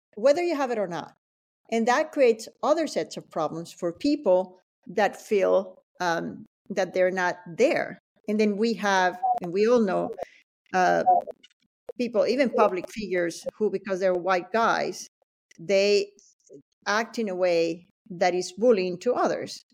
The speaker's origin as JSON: {"language": "English", "town": "El Limón", "country": "Venezuela", "tie": "born or raised there", "also_born_or_lived": "Acarigua, Venezuela / Boston, United States", "moved": "as an adult", "lives_now": "United States", "said": "I grew up in, uh, in Venezuela"}